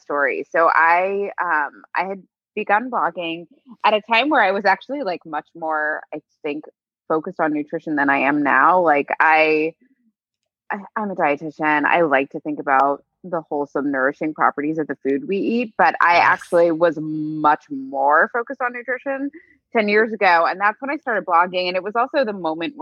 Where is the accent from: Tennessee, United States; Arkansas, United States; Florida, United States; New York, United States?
New York, United States; New York City; I grew up in New York City, and I'm still here